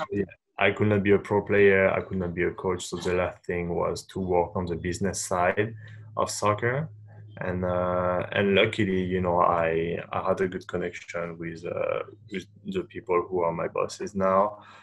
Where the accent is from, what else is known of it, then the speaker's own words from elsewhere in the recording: Paris, Île-de-France, France; moved away as an adult; also born or lived in Japan; now in United States; I'm born and raised in Paris, uh, in France